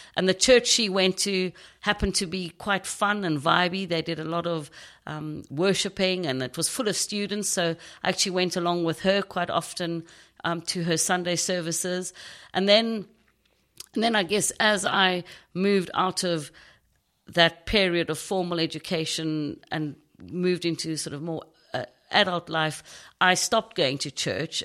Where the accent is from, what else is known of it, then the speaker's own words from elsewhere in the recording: Knysna, Western Cape, South Africa; accent: South African; now in United Kingdom; I grew up in a small town in South Africa called Nyasna. It's on the Garden Route.